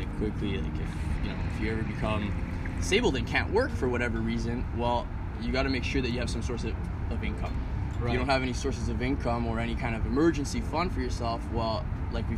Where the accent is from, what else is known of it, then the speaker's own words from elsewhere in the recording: Montreal, Quebec, Canada; also born or lived in Ottawa; I'm born and raised in Montreal, so moved back here to this fair city